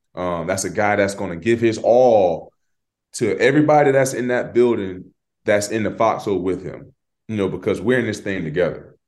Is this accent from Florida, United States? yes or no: yes; Florida, United States; we're from Florida